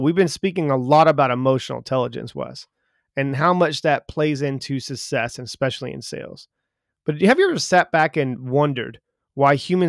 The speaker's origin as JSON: {"language": "English", "country": "United States", "said": "yeah, I'm not from this area. He goes, you sound like you're not from either. And I was like, no, I'm from America."}